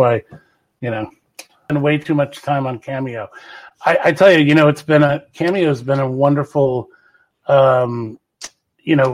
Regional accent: New Jersey, United States; moved away as an adult; I grew up in South Jersey

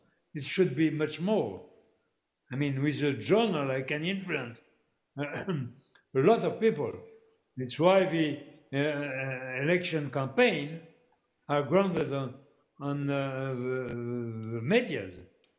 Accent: Canada; I'm not saying that because I'm a Canadian

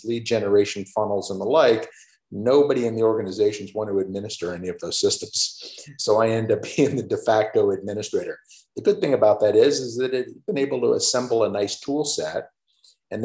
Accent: Florida, United States; moved away as an adult; also born or lived in Chicago, Illinois; I'm originally a Floridian, meaning I did not see snow for the first time until I started my first day of work

